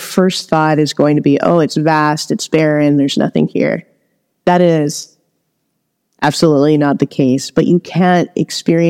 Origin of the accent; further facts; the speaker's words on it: Los Angeles, California, United States; I grew up in Los Angeles, where there is a lot a lot of pollution